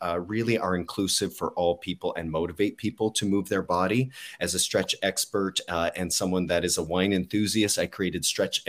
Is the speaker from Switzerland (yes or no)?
no; Harrow, Ontario, Canada; I'm from Harrow originally, which is a town near Windsor, Ontario.